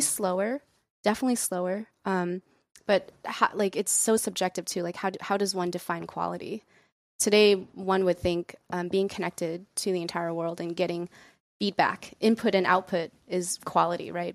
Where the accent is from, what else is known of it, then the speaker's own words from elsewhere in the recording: United States; our parents are immigrants, and so we, we, we come from a very strong, um, cultural background, but I think growing up in America